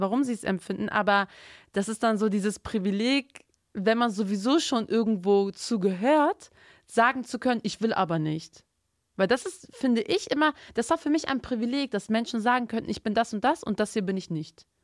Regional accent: Bremen, Germany; also born or lived in Turkey; ich komme aus Bremen. Bremen ist rot

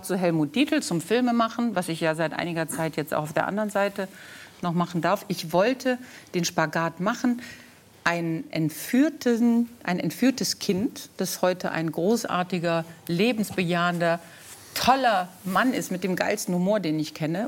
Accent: Solingen, North Rhine-Westphalia, Germany; Ich bin in Solingen geboren und aufgewachsen und das ist 30 Kilometer von Köln

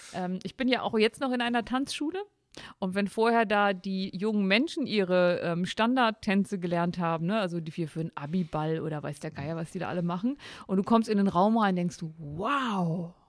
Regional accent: near Osterode am Harz / Seesen, Harz edge, Lower Saxony, Germany; ich komme aus dem Harz. Ich komme aus der Nähe von Osterode-Sesen, also dem Harzrand

